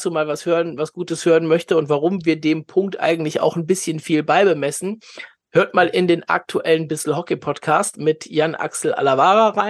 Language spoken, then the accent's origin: German; Cologne, North Rhine-Westphalia, Germany; auch bei seinem ersten Gastspiel in Köln, wenn man das Gastspiel nennen kann als Kölner